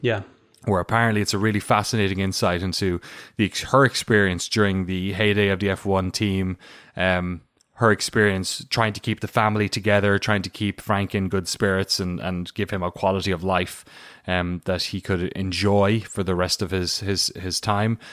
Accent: Waterford, Munster, Ireland; moved away as an adult; now in United States; I'm from Waterford, which is like a boring version uh, of all those places

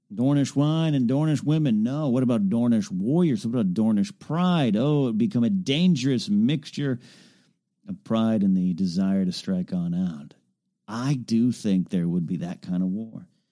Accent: Arroyo Grande, California, United States; moved away; my hometown is Arroyo Grande, California

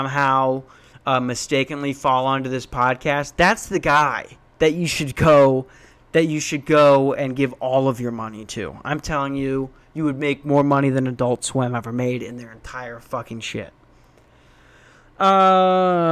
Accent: Lakeville, Minnesota, United States; moved away as an adult; also born or lived in Tucson, Arizona / Newnan, Georgia; grew up in Lakeville, Minnesota.

